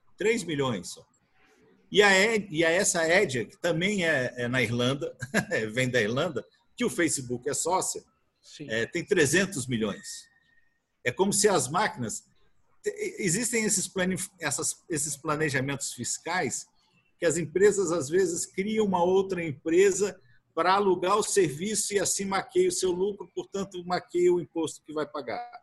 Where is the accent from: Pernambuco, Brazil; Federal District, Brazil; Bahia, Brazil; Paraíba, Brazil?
Federal District, Brazil; Brasília; Sou aqui de Brasília e estamos aqui em Brasília